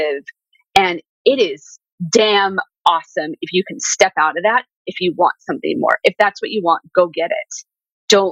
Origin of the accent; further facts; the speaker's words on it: Southern California, United States; growing up in Southern California